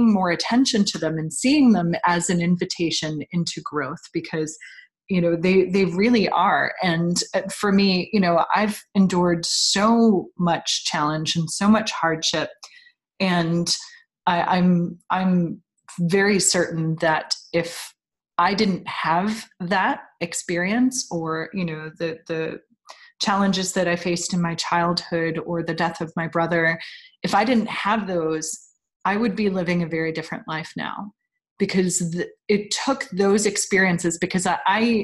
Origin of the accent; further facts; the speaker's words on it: New York, United States; moved away; I grew up in New York, so my family was all on the East Coast.